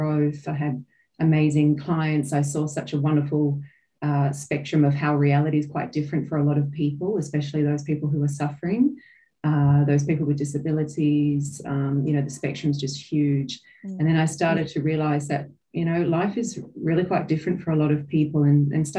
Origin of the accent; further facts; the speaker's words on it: Australia; now in New Zealand; I'm an Australian born. So I live in New Zealand at the moment.